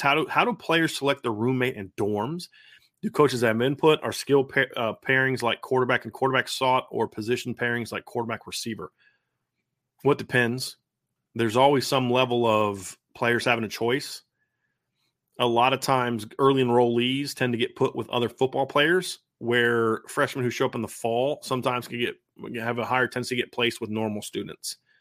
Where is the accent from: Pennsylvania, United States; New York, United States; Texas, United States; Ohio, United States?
Ohio, United States; moved away; also born or lived in Virginia; I grew up in Ohio, moved to Virginia